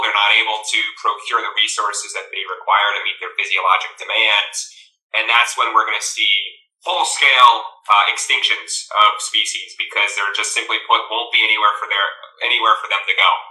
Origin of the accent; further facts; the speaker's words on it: Virginia, United States; now in Rhode Island, United States; I'm from Virginia